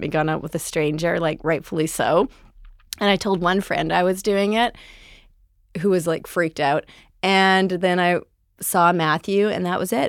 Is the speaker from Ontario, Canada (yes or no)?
no; Powell River, British Columbia, Canada; moved away as an adult; also born or lived in Vancouver; now in Los Angeles, United States; I am from a very small town in British Columbia called Powell River.